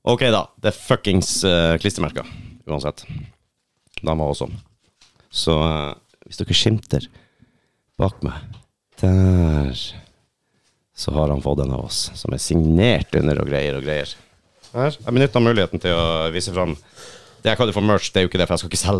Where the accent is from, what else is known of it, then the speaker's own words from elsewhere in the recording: Finnmark, Norway; Jo, jeg kan relatere, jeg er fra Finnmark.